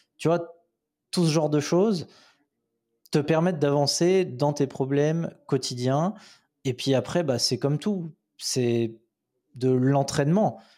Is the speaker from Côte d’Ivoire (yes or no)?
no; France; moved away as an adult; now in Sofia, Bulgaria; en France, bah, on a un pays de râleur